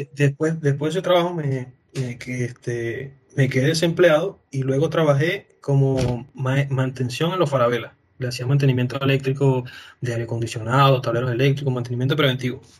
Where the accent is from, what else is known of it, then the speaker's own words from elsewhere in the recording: Venezuela; now in Chile; a mí como venezolano